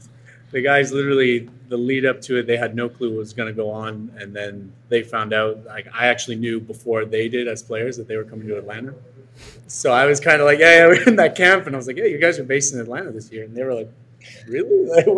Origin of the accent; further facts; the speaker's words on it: Quebec, Canada; And I'm from Quebec. So I'm from the neighboring province of Ontario, and I'm technically French Canadian, even though I'm not.